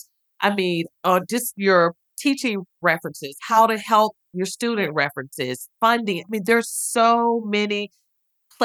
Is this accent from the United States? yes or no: yes; Oxford, Mississippi, United States; moved away; also born or lived in Columbus, Ohio; hired me in the admissions office at Miss University of Mississippi, which is my hometown.